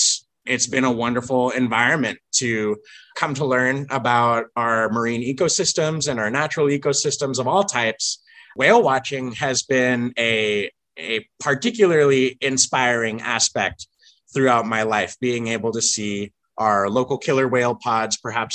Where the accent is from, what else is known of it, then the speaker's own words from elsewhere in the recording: Vancouver, British Columbia, Canada; also born or lived in Washington State; now in Washington, United States; I'm a dual citizen. I was originally born and raised in Vancouver, British Columbia.